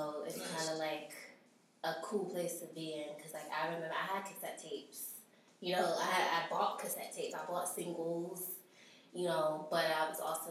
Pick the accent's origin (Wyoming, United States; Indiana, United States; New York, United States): New York, United States; New York City; I'm from Brooklyn